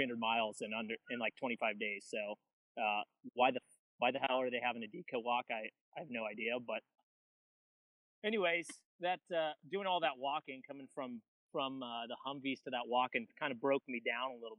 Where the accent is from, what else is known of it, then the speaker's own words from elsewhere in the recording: California, United States; I'm a Californian, you know, we have a big vocabulary out here